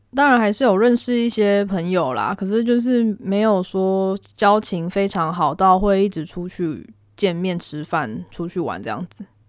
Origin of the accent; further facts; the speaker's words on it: Taiwan; moved away as an adult; now in Japan; 我们班只有我一个台湾人